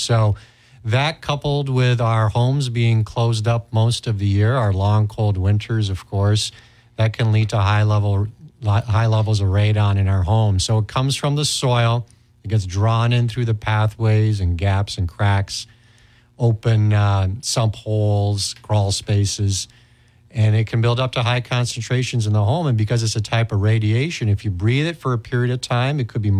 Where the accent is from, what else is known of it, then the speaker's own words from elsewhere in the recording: Istanbul, Turkey; moved away as an adult; now in United States; I actually grew up overseas myself. I grew up in Istanbul, Turkey, and then I came here for college. I went to college in St. Paul and McAllister, and then undergraduate school at the U of M.